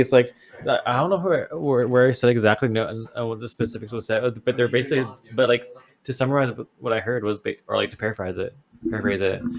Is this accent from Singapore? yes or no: no; Canada; we're from Canada